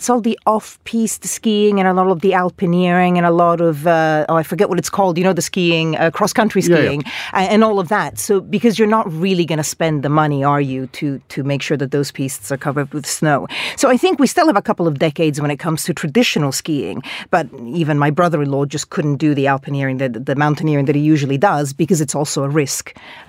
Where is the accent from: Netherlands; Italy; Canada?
Italy; I'm from Italy, so I went to a place called Champoulouc near the border with France.